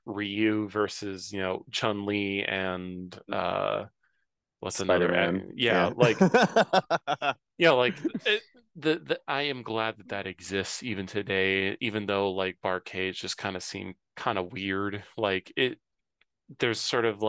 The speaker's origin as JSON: {"language": "English", "town": "Cincinnati", "region": "Ohio", "country": "United States", "tie": "born or raised there", "said": "I grew up in Cincinnati, in downtown"}